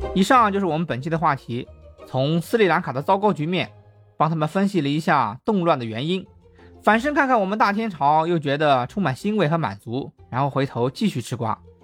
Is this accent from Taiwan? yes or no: no; China; 我们中国人民